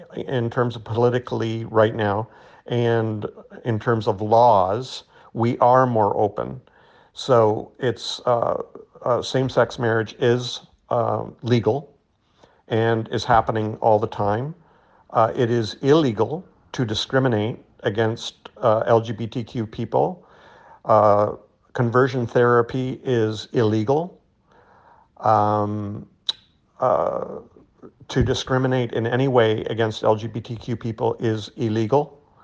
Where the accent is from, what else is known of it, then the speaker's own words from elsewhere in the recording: Canada; I'm not American, I'm Canadian.